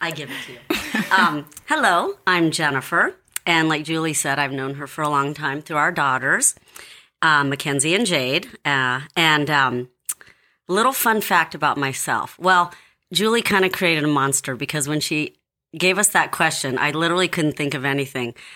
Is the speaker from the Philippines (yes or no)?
yes; Philippines; I'm Filipino